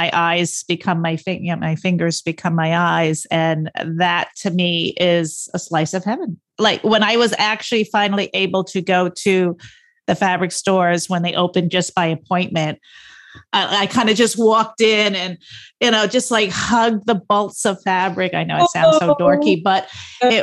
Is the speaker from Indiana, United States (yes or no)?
no; Stony Brook, New York, United States; I grew up in Stony Brook and I live two towns away